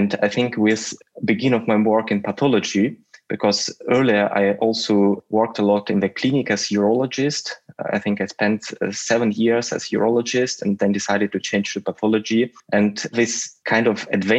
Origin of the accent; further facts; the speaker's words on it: Russia; moved away; And I come from Russia